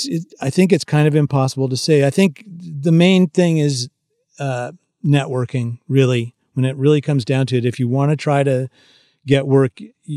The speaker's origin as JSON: {"language": "English", "region": "California", "country": "United States", "tie": "born or raised there", "said": "because, you know, I grew up in the San Francisco Bay Area, and which is not exactly known for country and Western music"}